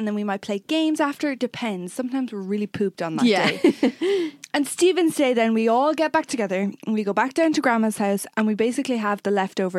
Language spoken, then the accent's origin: English; Waterford, Munster, Ireland; we support Tipperary via all of our family being from there, even though we're from Waterford.